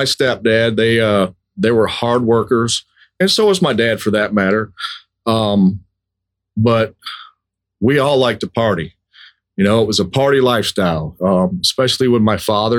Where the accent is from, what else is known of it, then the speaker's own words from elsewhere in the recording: Lansing, Michigan, United States; I was born in Lansing, Michigan.